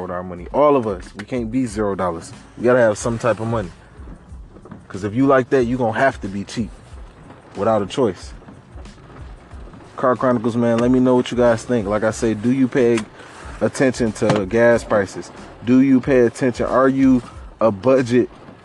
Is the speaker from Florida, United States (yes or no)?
no; Detroit, Michigan, United States; we from Detroit, Michigan, man. Born and raised on the east side